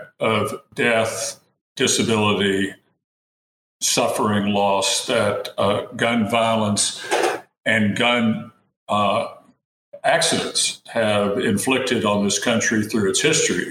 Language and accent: English; East Tennessee, United States; I was born and raised in East Tennessee in a small town.